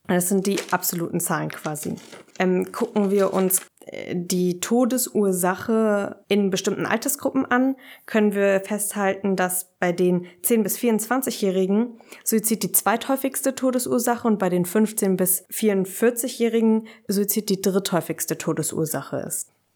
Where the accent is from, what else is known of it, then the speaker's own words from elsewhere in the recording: Berlin, Germany; ich komme aus Berlin